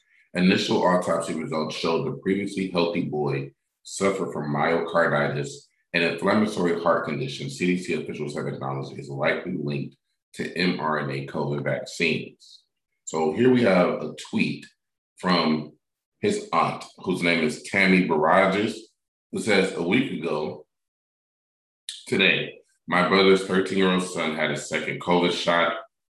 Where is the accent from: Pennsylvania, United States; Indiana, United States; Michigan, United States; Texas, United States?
Michigan, United States; I'm actually from Michigan.